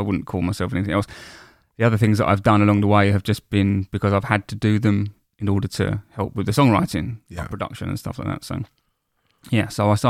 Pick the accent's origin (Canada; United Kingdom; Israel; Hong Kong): United Kingdom; Woolwich, London; I grew up in Woolwich.